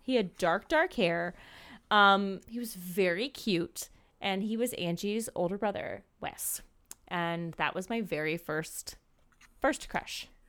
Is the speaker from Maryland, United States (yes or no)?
yes; Maryland, United States; I grew up in Maryland in this super, super small town